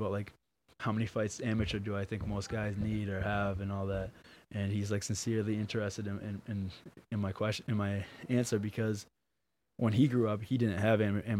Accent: Abington, Massachusetts, United States; I'm from Abington.

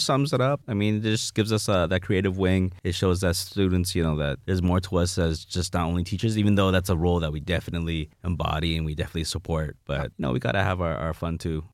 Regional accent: Toronto, Ontario, Canada; I'm from Jane and Finch

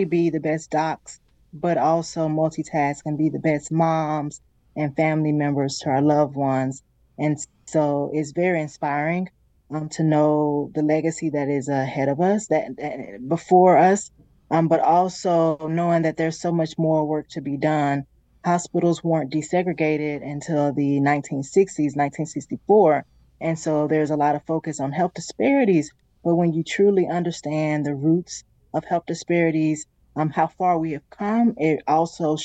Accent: Mississippi, United States; Growing up in Mississippi

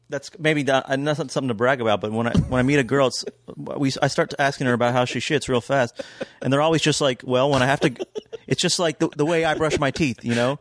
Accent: Kentucky, United States; moved away; also born or lived in Georgia / New York; growing up in Kentucky

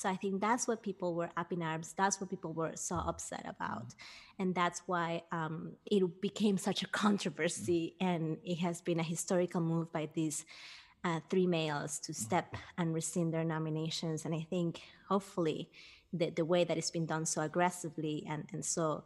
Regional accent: Peru; moved away; I grew up in Peru, and I've always been working with kids

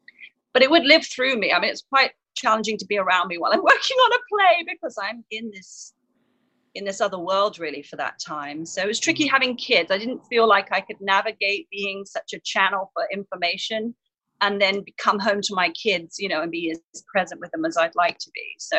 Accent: England, United Kingdom; I had a lot of insecurities growing up in England

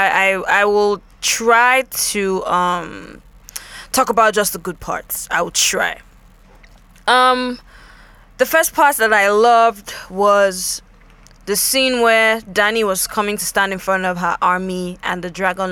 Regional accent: Nigeria; I'm a Nigerian, so it's okay for me to know how shit my country

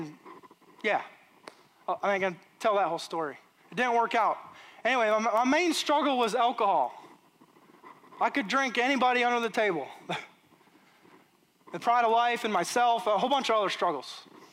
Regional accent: Michigan, United States; moved away as an adult; now in Alabama, United States; I'm from Michigan

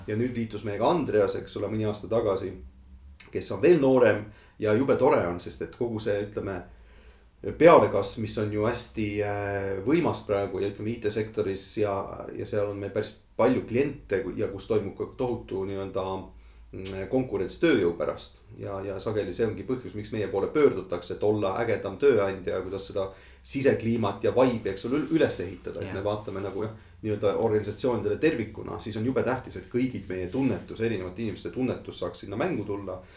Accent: Estonia; moved away as an adult; also born or lived in London; need minu inimesed, minu kodumaa, minu, minu lähedased

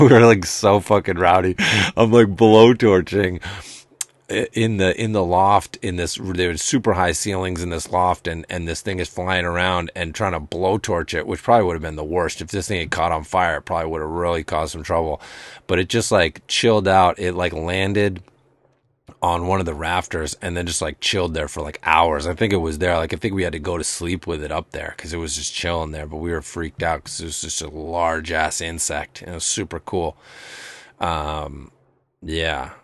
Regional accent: Amherst, United States; moved away; where I grew up in Amherst

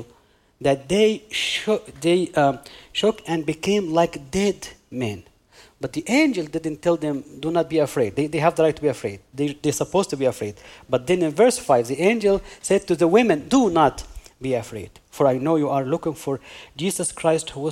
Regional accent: Egypt; moved away; I'm originally from Egypt. And because I'm from Egypt

